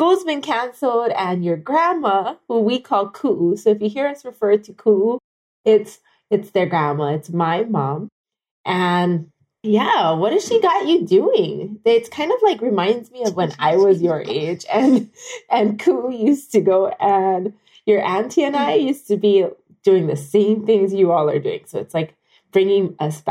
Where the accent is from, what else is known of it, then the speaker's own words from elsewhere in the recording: Kailua-Kona, Hawaii, United States; coming to you from my hometown, Kailua Kona, Hawaii